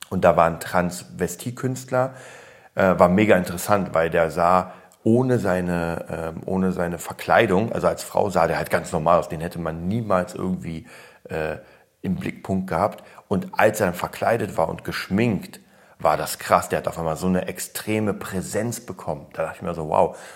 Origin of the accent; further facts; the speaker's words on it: Berlin, Germany; also born or lived in Poland; Ich komme ja aus Polen, wurde da geboren und kam dann rüber mit drei. Deswegen fühle ich mich als Berliner.